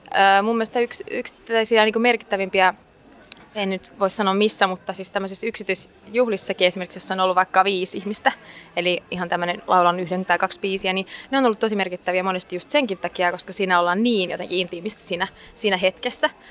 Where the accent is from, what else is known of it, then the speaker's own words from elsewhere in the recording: Finland; Suomi totta kai, täältä mä oon kotoisin